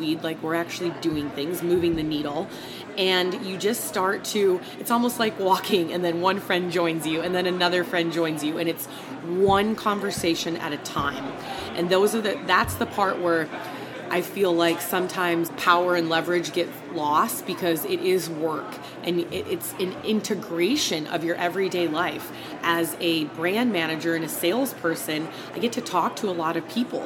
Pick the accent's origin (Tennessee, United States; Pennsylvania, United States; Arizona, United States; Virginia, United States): Arizona, United States; now in Nevada, United States; I grew up in Arizona, so I also go back to Arizona